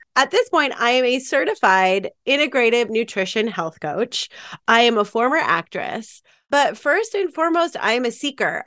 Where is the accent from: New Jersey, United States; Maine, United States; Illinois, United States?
Maine, United States; moved away as an adult; also born or lived in New York; I grew up in Maine, uh, with some hippy-dippy parents in the middle of the woods